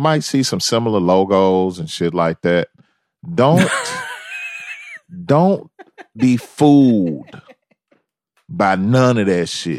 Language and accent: English; the South, United States; I'm from the South, man.